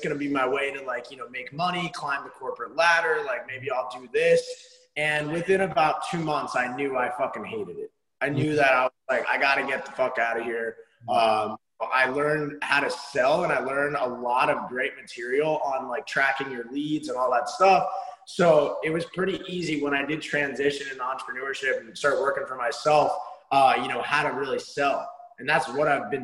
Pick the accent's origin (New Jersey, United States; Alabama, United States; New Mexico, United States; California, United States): New Jersey, United States; moved away as an adult; also born or lived in Arizona; I'm originally from New Jersey. I grew up in a really small town in New Jersey.